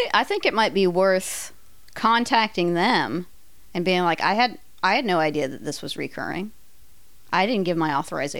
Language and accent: English; California, United States; moved away; also born or lived in Ohio; As a Californian who moved to Ohio...